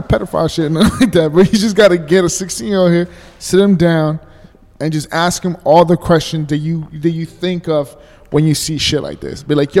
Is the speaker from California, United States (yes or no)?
yes; Los Angeles, California, United States; And it's the same thing where I grew up. I'm from Silver Lake. It used to be hood as fuck. It used to be mad hood as fuck.